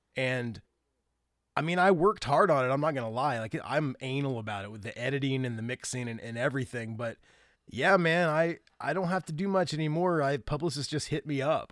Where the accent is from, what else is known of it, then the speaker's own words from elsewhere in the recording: Grant County, Indiana, United States; moved away as an adult; also born or lived in Alabama / Jamaica; We grew up literally a few miles apart